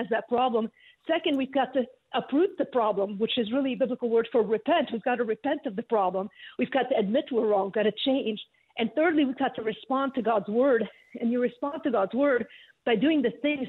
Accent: Beirut, Lebanon; now in United States; I grew up in Beirut.

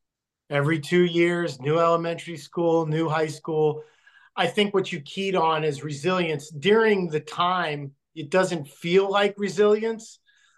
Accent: Logan, Utah, United States; born there; I was born in Logan, Utah, when my dad was stationed there after Vietnam as a recruiter.

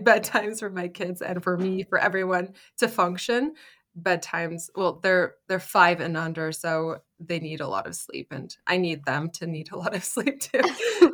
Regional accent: Canada; moved away as an adult; now in Germany; I grew up in Canada

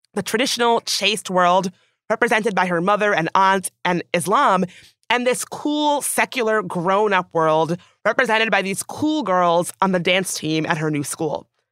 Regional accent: the South, United States; growing up in the South

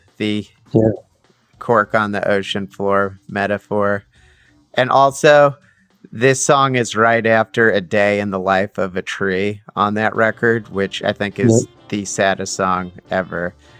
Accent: Staten Island, New York, United States; I grew up in Staten Island, New York, which is one of the five boroughs of New York City.

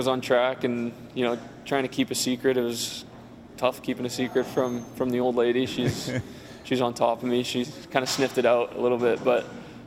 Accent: San Diego, California, United States; moved away; I'm from San Diego

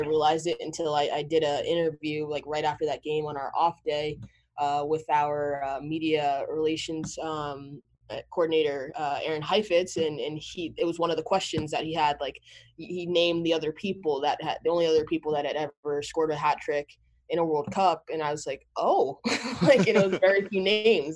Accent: Montclair, New Jersey, United States; also born or lived in New York City; that's where I was born, but I grew up in Montclair, New Jersey.

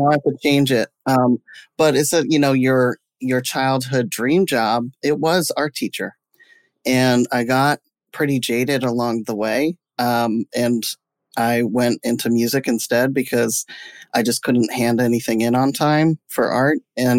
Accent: Jamestown, United States; born there; Well, I was born in Jamestown.

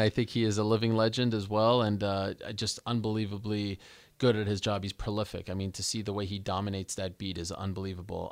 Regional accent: Montreal, Quebec, Canada; I grew up in Montreal, Quebec

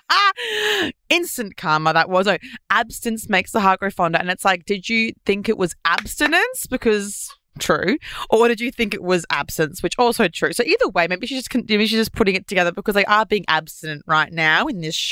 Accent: Australia

